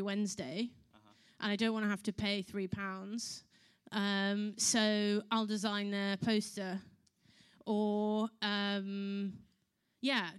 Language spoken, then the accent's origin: English; London, United Kingdom; I was born in London, but my dad is from South Africa, and my mother is from Texas